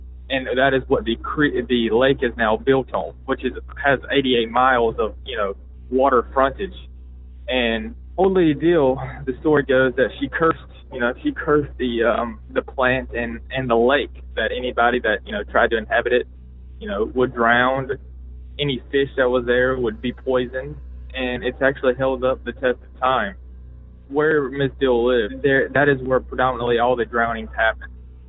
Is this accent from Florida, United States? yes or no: no; Blues Creek, North Carolina, United States; I am from Blues Creek, North Carolina, a hotbed of paranormal and cryptid sightings.